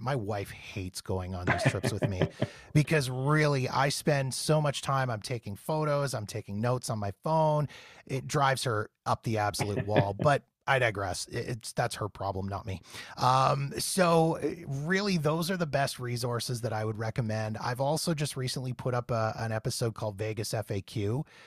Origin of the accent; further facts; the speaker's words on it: Canada; I'm from Canada. We don't have In-N-Out Burger up here